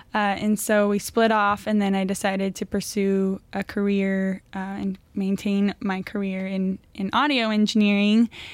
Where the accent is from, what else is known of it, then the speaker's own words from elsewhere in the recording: Thousand Oaks, California, United States; moved away; also born or lived in Los Angeles; I was originally born out here up north, but was raised mainly in Thousand Oaks.